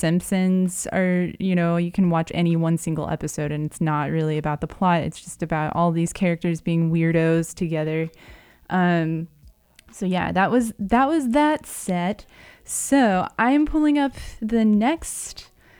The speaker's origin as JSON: {"language": "English", "region": "the Ozarks", "country": "United States", "moved": "yes", "said": "Actually, St. Louis isn't part of the Ozarks, but we're from the Ozarks."}